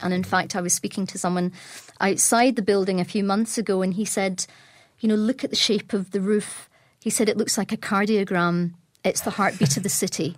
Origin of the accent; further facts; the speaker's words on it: Glasgow, Scotland, United Kingdom